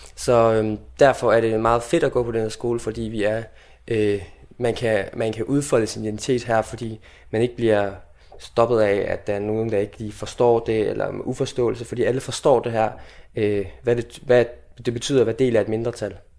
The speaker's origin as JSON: {"language": "Danish", "area": "South Jutland", "region": "Southern Denmark", "country": "Denmark", "said": "Jeg vil kalde mig sønderjy, altså sønderjyde, øh, nordslesviger på tysk"}